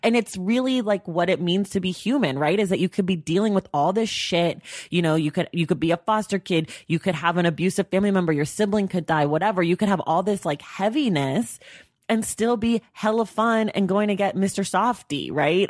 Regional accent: Oakland, California, United States; I'm from Oakland, so I've been a Warriors fan my whole life

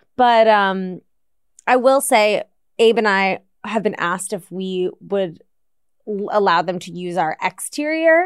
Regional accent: East Coast, United States; I grew up on the East Coast

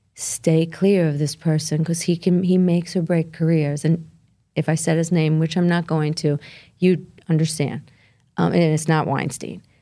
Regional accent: Brooklyn, New York, United States; I grew up in Brooklyn. I'm Italian, part Albanian

